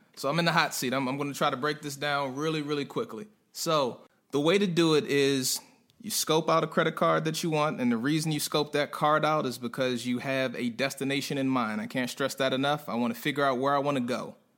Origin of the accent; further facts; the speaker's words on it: Prince George's County, Maryland, United States; moved away as an adult; also born or lived in North Carolina; a guy from PG County, right outside of DC